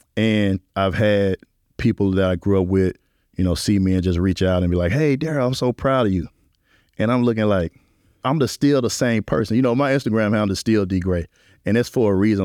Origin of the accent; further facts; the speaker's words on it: Memphis, Tennessee, United States; now in New Orleans, United States; growing up in Memphis was a confounding experience